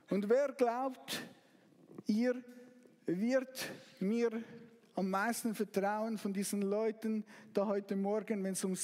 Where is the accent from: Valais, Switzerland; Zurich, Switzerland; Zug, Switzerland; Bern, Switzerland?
Zug, Switzerland; Ich, ich, ich komme aus Zug und Zug wurde letztes Jahr Meister. Ich war nicht dabei, aber ich habe es fast bis zu mir nach Hause gehört.